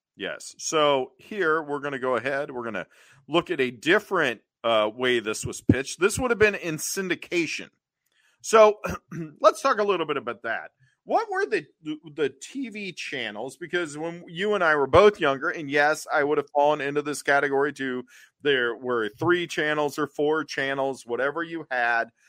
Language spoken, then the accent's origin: English; Cincinnati, Ohio, United States; I grew up in Cincinnati